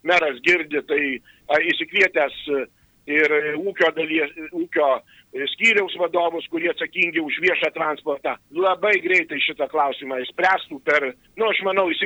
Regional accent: Alytus, Alytus County, Lithuania; aš užaugau, gimiau Alytui ir, ir turbūt čia pasiliksiu visam laikui.

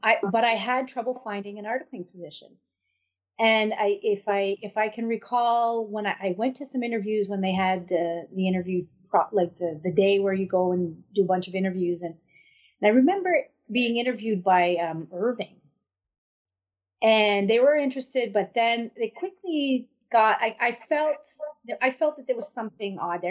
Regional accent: a reserve in the Madawaska community, New Brunswick, Canada; also born or lived in Boston, Massachusetts, United States; I was born in Boston, Massachusetts, and um, but my grandfather fell ill, so they uh, my des- my dad decided to move back with uh, with the whole family. So, and I was three years old at the time. So we moved back in 1971, and uh, I grew up on a reserve

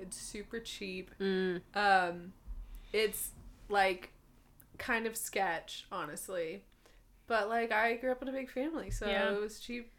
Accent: California, United States; also born or lived in Midwest; I know what Kroger is because I lived in the Midwest, but, we don't have them in California.

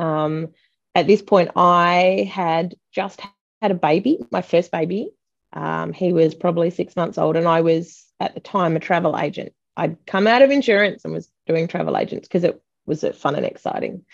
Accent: Busselton, Western Australia, Australia; now in Perth, Australia; I moved to Perth. I'm from Busselton

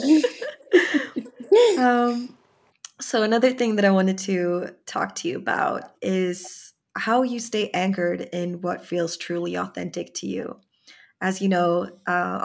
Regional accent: Sweden; growing up in Sweden, I didn't really feel like I belonged

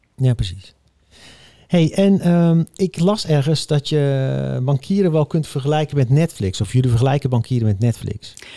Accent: Netherlands; als Nederlander

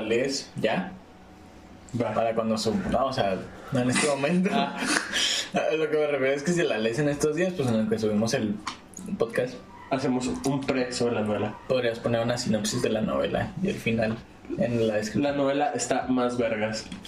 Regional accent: Chihuahua, Mexico; Somos tres güeyes de Chihuahua

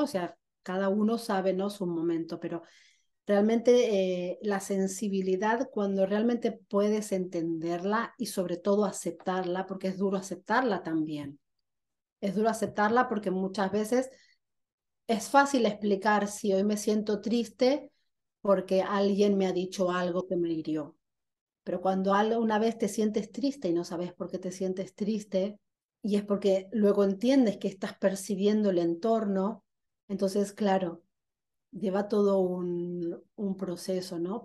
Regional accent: Argentina; nací en Argentina

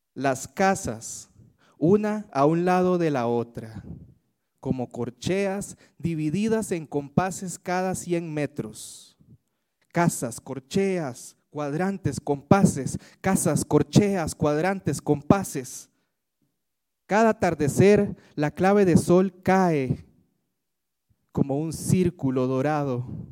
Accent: Alajuela, Costa Rica; now in Tibás, Costa Rica; yo soy de Alajuela, a pesar de que eh, ahora vivo en Tibás soy oriundo de Desamparados de Alajuela

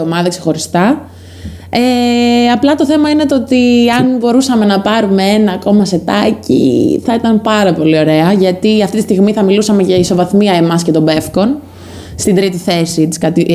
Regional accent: Crete, Greece; now in Corinth, Greece; είμαι από Κρήτη

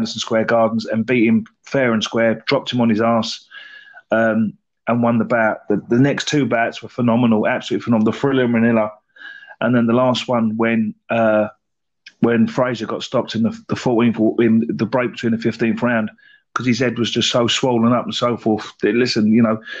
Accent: England, United Kingdom; being English as well, British as well

